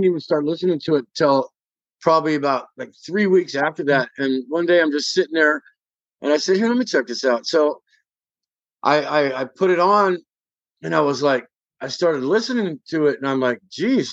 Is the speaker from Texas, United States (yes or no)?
no; Bay Area, California, United States; We're all from the Bay Area